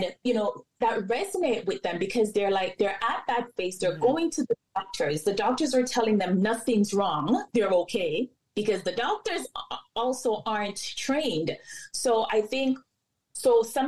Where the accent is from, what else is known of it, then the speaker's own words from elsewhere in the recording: Jamaica; I'm Jamaican.